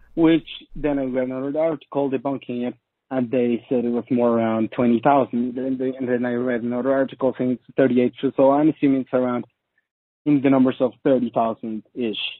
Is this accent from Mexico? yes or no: yes; Mexico; I'm from Mexico